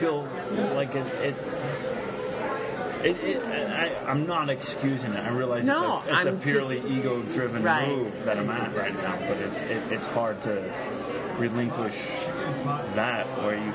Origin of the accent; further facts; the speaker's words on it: Colorado Springs, Colorado, United States; my hometown of Colorado Springs